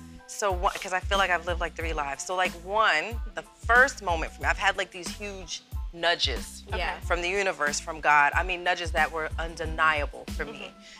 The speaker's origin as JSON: {"language": "English", "region": "New Jersey", "country": "United States", "tie": "born or raised there", "also_born_or_lived": "Germany / Virginia Beach, United States", "lives_now": "North Carolina, United States", "said": "I'm a Jersey girl and an Army brat. Mm-hmm. So I grew up in Germany and Jersey and Virginia Beach."}